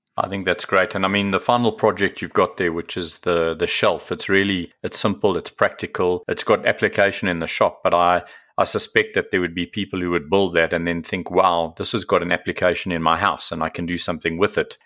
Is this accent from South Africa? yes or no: yes; South Africa; I'm from South Africa, as you know, so rugby is certainly a sport we played over here